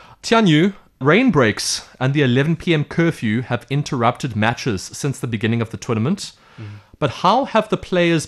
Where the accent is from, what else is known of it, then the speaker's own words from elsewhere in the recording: South Africa; as a South African